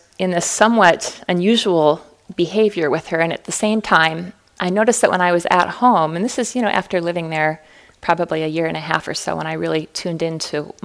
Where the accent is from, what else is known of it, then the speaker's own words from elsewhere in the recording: Fargo, North Dakota, United States; growing up in Fargo, North Dakota